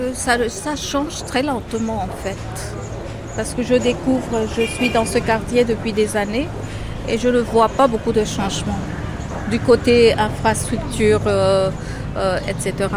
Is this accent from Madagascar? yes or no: yes; Madagascar; now in Mumbai, India; je suis de Madagascar